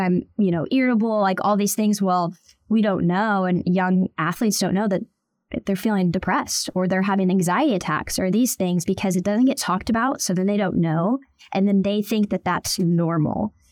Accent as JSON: {"language": "English", "town": "Tulsa", "region": "Oklahoma", "country": "United States", "tie": "born or raised there", "also_born_or_lived": "Bixby, Oklahoma", "said": "I was born and raised in Tulsa, Oklahoma, so I am an Oklahoma girl through and through"}